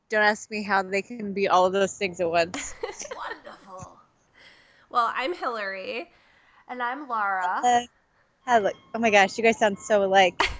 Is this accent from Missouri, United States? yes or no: yes; Kansas City, Missouri, United States; also born or lived in Branson, Missouri; I'm primarily from Kansas City, Missouri, so that's kind of like where I climb. Um, but we lived in Branson for a while